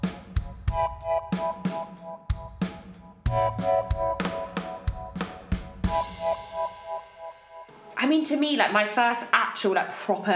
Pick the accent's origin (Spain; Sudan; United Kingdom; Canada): United Kingdom; London; I'm from Chiswick, London, and I still live in Chiswick, London.